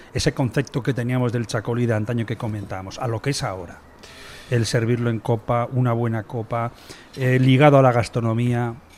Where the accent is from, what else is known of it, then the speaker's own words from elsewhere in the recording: Eibar, Basque Country, Spain; que igual que yo somos de Ibar